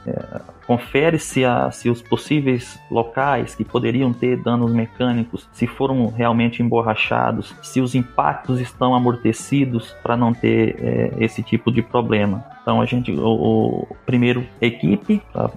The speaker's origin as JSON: {"language": "Portuguese", "region": "Northeast Region", "country": "Brazil", "moved": "as an adult", "lives_now": "Mato Grosso, Brazil", "said": "eu sou nordestino"}